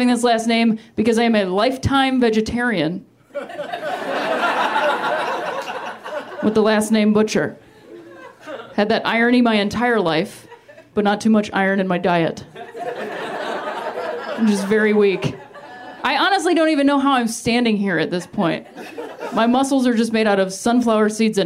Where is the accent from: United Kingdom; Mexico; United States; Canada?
United States; Ohio; moved away; I'm from Ohio originally